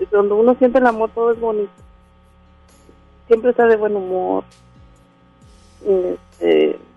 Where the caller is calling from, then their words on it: Monterrey, Nuevo León, Mexico; Aquí de Monterrey.